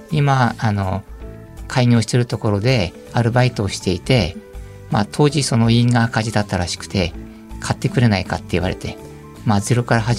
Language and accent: Japanese; Iwate, Japan; 岩手県です。